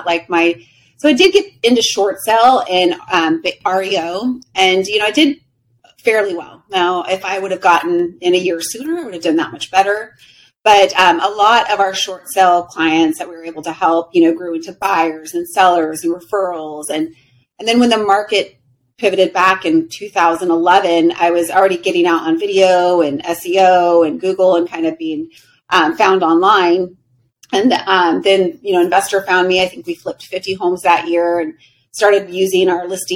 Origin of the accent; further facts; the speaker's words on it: Riverside, California, United States; moved away as an adult; also born or lived in Huntington Beach, California; now in Scottsdale, United States; I grew up in Riverside, California, and I got out of there when I was 18 to the beach